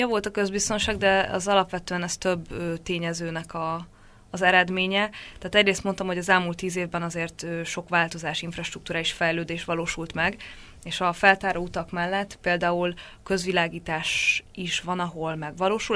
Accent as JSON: {"language": "Hungarian", "country": "Hungary", "moved": "yes", "said": "én ott lehetek magyarként, helyi kollégákkal olyan kapcsolatban dolgozhatunk együtt"}